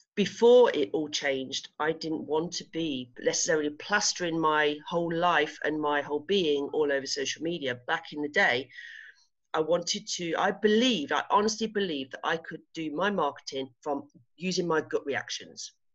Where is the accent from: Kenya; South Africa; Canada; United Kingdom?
United Kingdom; England; moved away as an adult; now in Spain; I'm English. I'm so English